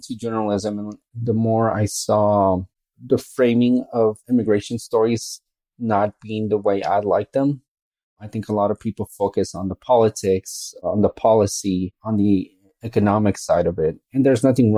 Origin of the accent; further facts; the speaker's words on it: Phoenix, Arizona, United States; moved away as an adult; also born or lived in Mexico; now in El Paso, United States; I grew up in Phoenix. That's where home base is for me. But I was actually born in Mexico, and my family moved to Phoenix when I was one